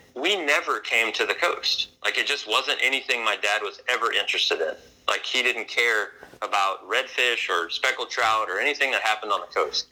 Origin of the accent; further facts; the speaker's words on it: Louisiana, United States; I moved back to Louisiana and was introduced to redfish for the first time in my life, even though I grew up in Louisiana.